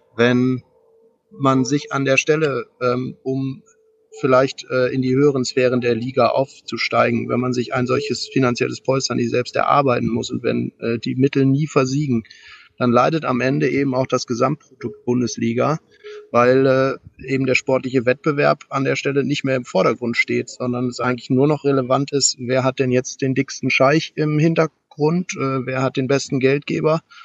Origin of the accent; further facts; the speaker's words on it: Germany; bei uns in Deutschland